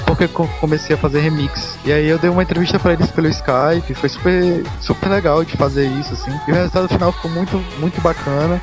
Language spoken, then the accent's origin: Portuguese; Brazil; eu sou brasileiro